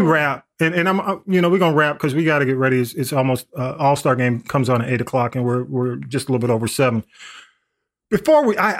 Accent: Atlanta, Georgia, United States; I grew up in Atlanta. I was a Grady baby, and I grew up, you know, went to Atlanta Public Schools up until high school. Then, you know, I got shipped off to Fulton County.

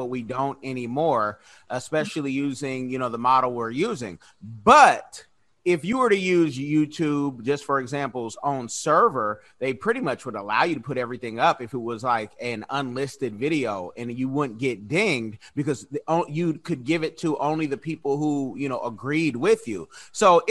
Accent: California Bay Area, United States; now in Florida, United States; I'm from California Bay Area

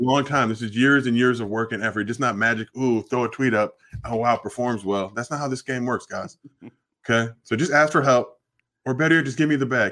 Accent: New York, United States; now in Los Angeles, United States; I don't even live in New York

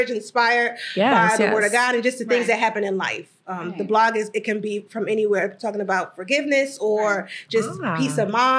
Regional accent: Newark, New Jersey, United States; moved away as an adult; now in Philadelphia, United States; I grew up in Newark, New Jersey, aka shout out to Brick City.

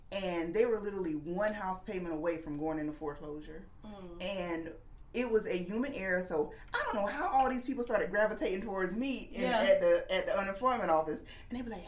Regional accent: Florence, South Carolina, United States; I was born and raised here in Florence, and I'm a proud graduate of Wilson High School

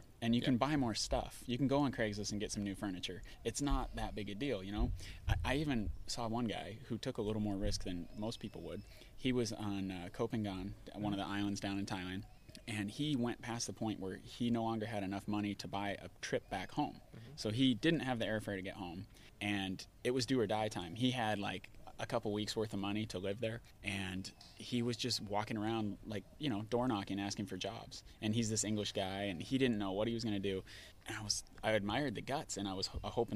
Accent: Bellingham, Washington, United States; I'm from Bellingham, Washington.

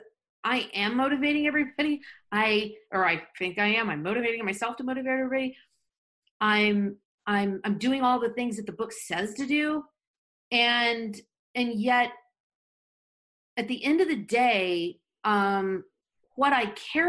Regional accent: Florida, United States; now in Southern California, United States; I grew up in Florida

